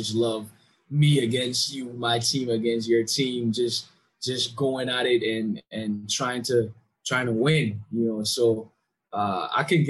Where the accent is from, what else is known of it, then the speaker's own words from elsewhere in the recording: Belmopan, Cayo District, Belize; born and raised in Belmopan City